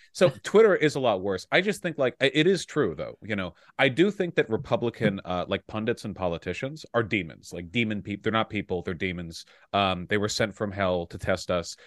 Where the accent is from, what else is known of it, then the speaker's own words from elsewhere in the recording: Beverly Hills, California, United States; I grew up in Beverly Hills.